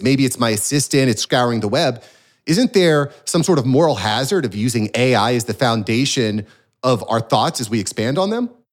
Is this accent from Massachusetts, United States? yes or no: no; Florida, United States; as a Floridian here